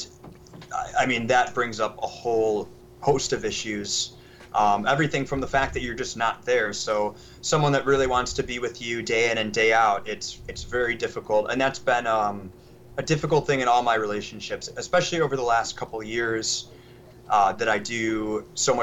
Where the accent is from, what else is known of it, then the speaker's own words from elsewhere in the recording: Chicago suburbs, Illinois, United States; I grew up in the Chicago suburbs